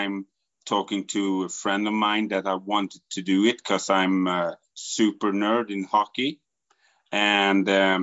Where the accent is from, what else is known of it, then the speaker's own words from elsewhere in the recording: Sweden; I'm from Sweden